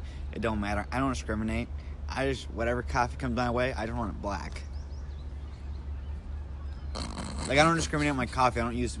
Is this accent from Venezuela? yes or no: yes; Venezuela; Venezuela. Actually, I'll say it like this. Venezuela.